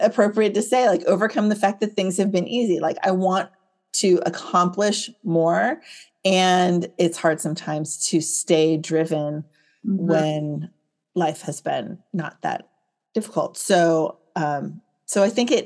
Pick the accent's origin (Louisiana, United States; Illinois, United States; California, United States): California, United States; Silicon Valley; I grew up here in Silicon Valley, California.